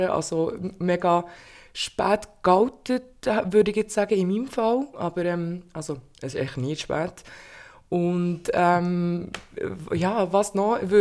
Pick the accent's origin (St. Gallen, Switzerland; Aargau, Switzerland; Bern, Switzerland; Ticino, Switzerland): Bern, Switzerland; Ähm, ich bin 29 in Bern geboren und aufgewachsen.